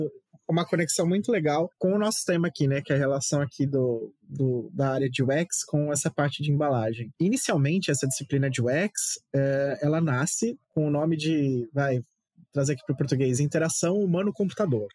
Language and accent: Portuguese; Santos, São Paulo, Brazil; eu sou Santista, né? Eu moro em Santos